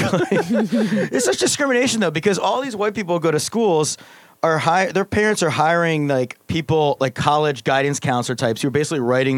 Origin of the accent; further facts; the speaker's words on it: Pennsylvania, United States; I'm from Pennsylvania.